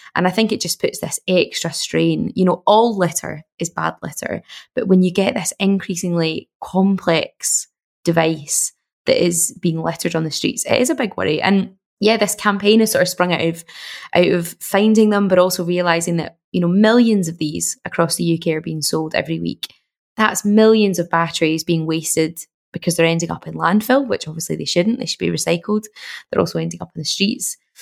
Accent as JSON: {"language": "English", "town": "Glasgow", "region": "Scotland", "country": "United Kingdom", "said": "I'm from Glasgow and I lived in Glasgow at the time"}